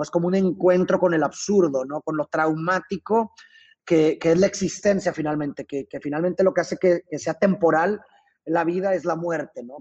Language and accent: Spanish; Mexico; yo soy de México